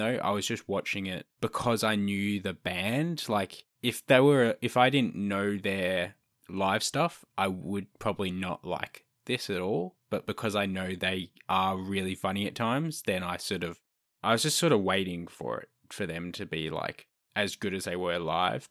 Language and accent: English; Australia; I'm Australian